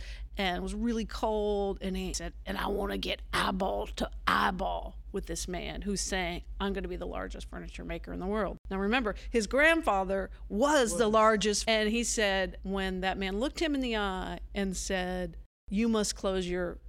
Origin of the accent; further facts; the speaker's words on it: Appalachia, United States; you know, we're from Appalachia, we're country people, we're tough, we should be able to kick this on our own.